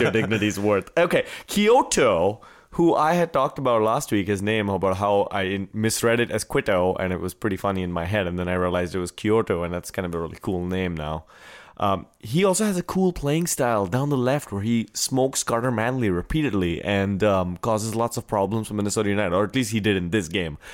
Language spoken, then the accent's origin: English; India; moved away as an adult; I was from India